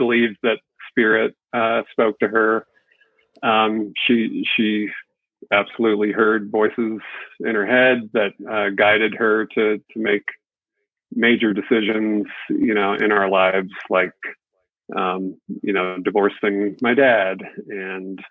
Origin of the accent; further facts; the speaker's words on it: New England, United States; moved away; also born or lived in Connecticut / Southern California; I grew up in New England, and we moved to California, Southern California